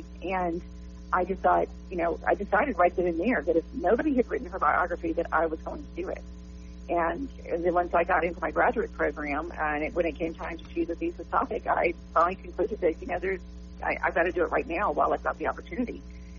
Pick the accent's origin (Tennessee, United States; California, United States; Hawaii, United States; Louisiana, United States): Louisiana, United States; Shreveport; moved away as an adult; now in Dallas, United States; I grew up in Shreveport. I lived for a little while in another part of the country, but I'm pretty much a lifelong Shreveporter until this year when I moved to Dallas for work.